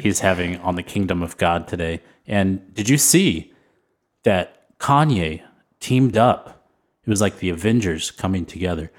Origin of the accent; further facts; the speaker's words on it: San Antonio, Texas, United States; I grew up in San Antonio